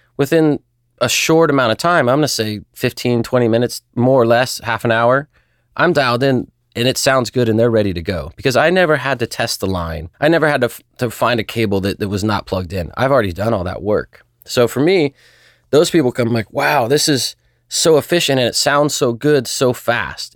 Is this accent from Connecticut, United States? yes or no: no; Newport Beach, California, United States; also born or lived in Chico, California; Grew up Newport Beach, California. Lived there most of my life.